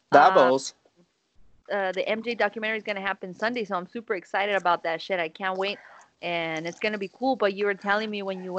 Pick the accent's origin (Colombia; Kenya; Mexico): Mexico; Guanajuato; English is a second language; moved away; I had Guanajuato, my hometown